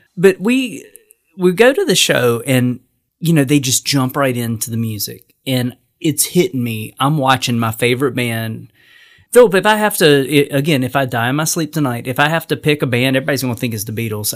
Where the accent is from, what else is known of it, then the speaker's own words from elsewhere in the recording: North Carolina, United States; I'm from North Carolina.